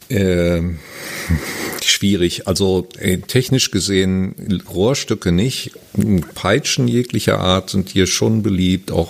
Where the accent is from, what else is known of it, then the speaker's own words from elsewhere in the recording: Germany; Wie gesagt, ich habe, ich bin Deutscher, aber habe relativ wenig Erfahrung.